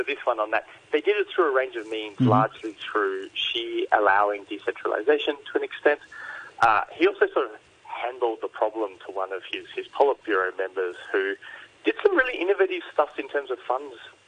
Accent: Australia; as an Australian

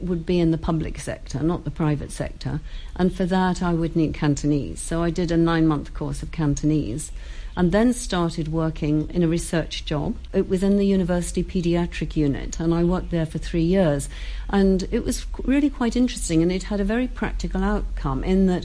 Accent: Saltburn-by-the-Sea, North East England, United Kingdom; I was born and brought up in Saltburn by the Sea

